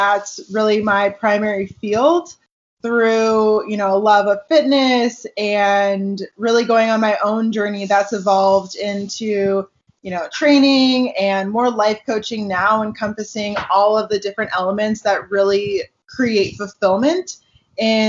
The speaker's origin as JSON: {"language": "English", "town": "Seattle", "region": "Washington", "country": "United States", "tie": "born or raised there", "also_born_or_lived": "Tucson, Arizona", "moved": "as an adult", "lives_now": "California, United States", "said": "I was born and raised in Seattle, Washington, or just north of Seattle"}